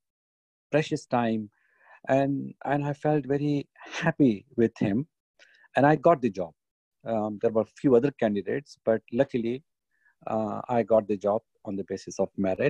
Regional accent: Pakistan; now in United Kingdom; me as a Pakistani, British Pakistani

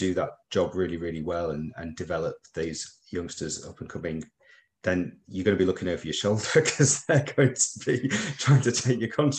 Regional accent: Preston, North West England, United Kingdom; now in Birmingham, United Kingdom; we're from Birmingham, but I'm actually from Preston originally. So all my affiliations in the Northwest

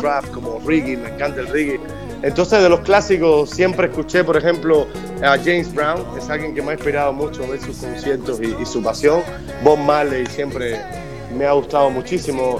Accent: Havana, La Habana, Cuba; moved away; Yo soy de La Habana, pero amo mi, tierra entera

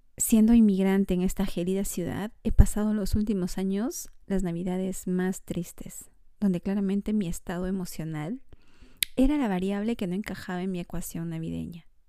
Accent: Peru; moved away as an adult; now in Montreal, Canada; Soy peruana

